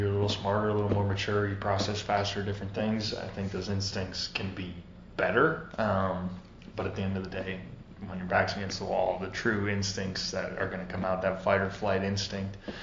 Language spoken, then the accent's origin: English; North Dakota, United States; moved away; I was a Vikings fan growing up in North Dakota